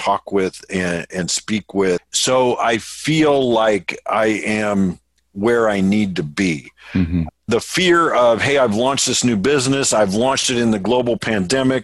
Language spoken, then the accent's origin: English; Indianapolis, Indiana, United States; I'm from Indianapolis